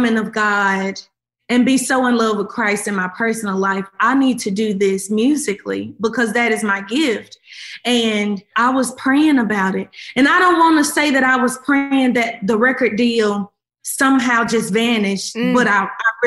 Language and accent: English; Memphis, Tennessee, United States; I came from Memphis